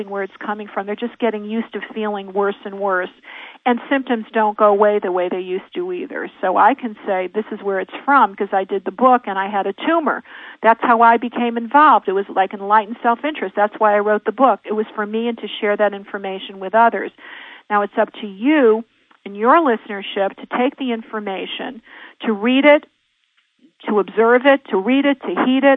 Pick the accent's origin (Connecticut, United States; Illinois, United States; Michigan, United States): Connecticut, United States; also born or lived in Santa Monica; now in Idaho, United States; I'm from the East Coast. I'm a Connecticut Yankee by birth.